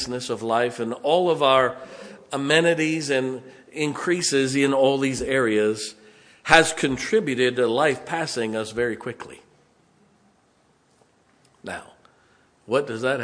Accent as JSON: {"language": "English", "town": "Canton", "region": "Ohio", "country": "United States", "tie": "born or raised there", "said": "I grew up in Canton, Ohio"}